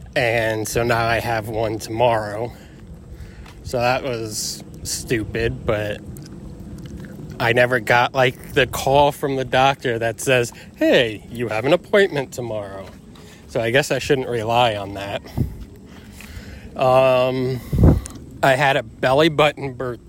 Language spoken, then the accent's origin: English; Florida, United States; I was born in Florida